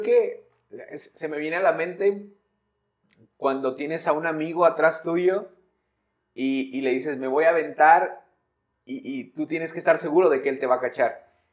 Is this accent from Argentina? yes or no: no; San Luis Potosí, Mexico; soy de San Luis